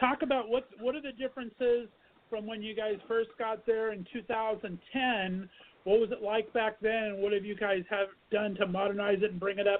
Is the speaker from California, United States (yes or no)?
yes; Ontario, California, United States; moved away as an adult; also born or lived in Northeast Ohio; now in Ohio, United States; I'm actually in Northeast Ohio right now. I've been banished for the last 15 years, but I grew up in Southern California near Ontario.